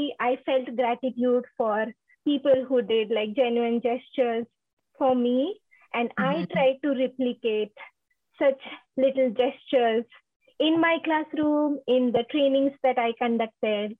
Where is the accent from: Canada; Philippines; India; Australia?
India; moved away as an adult; now in United States; I'm from India, and I'm in the United States for last 3 years now.